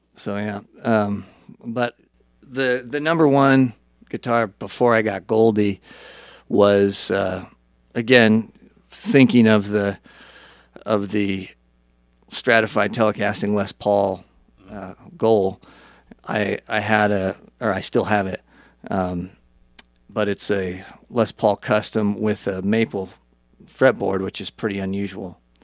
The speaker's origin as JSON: {"language": "English", "region": "Idaho", "country": "United States", "tie": "born or raised there", "also_born_or_lived": "California", "moved": "as an adult", "said": "so, I grew up in Idaho."}